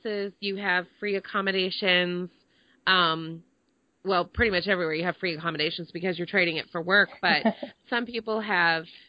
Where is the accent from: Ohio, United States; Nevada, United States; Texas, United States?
Texas, United States; Dallas; moved away as an adult; also born or lived in Connecticut / New Hampshire; when I was growing up, I grew up in Dallas